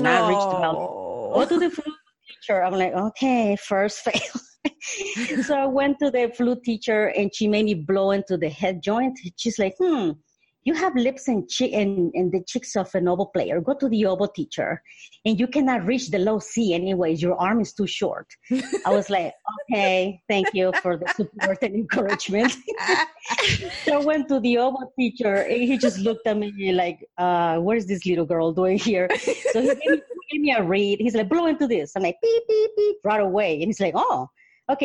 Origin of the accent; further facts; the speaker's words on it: Honduras; moved away; also born or lived in Mississippi / Colorado; I was born in Honduras in Central America